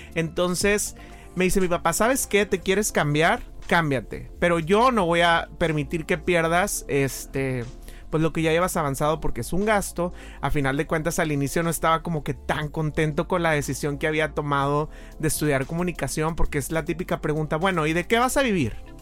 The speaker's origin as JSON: {"language": "Spanish", "town": "Monclova", "region": "Coahuila", "country": "Mexico", "tie": "born or raised there", "also_born_or_lived": "Saltillo / Mexico City / Monterrey", "moved": "as an adult", "said": "Yo soy de Monclova, nací en Monclova"}